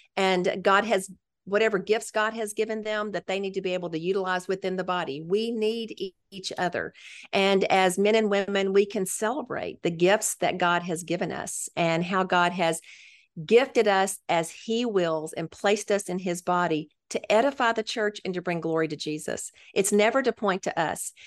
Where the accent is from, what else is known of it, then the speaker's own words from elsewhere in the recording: Memphis, Tennessee, United States; moved away as an adult; I grew up in Memphis, which it's really fun to be back in my hometown ministering